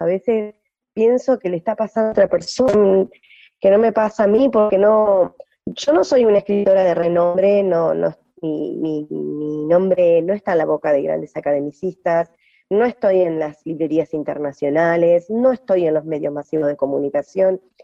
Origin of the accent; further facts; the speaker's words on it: Gualeguay, Entre Ríos, Argentina; moved away as an adult; also born or lived in Ushuaia / Brazil / Lago Puelo; now in Paraje Entre Ríos, Argentina; yo nací en Gualeguay, Entre Ríos, en el 78. Ah, viví ahí hasta eh, los 24 años